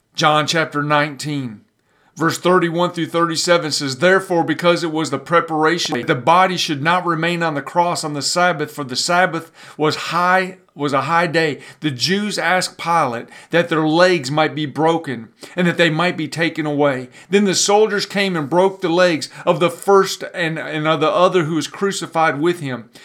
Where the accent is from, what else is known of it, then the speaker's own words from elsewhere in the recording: Pontiac, Michigan, United States; I grew up in North Detroit, up in Pontiac, Michigan